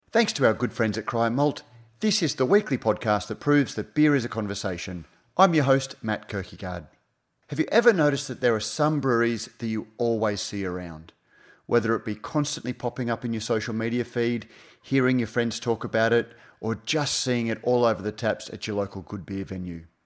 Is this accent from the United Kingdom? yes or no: no; Queensland, Australia; as a Queenslander, as somebody who sort of has grown up and watched the emergence of craft beer in southeast Queensland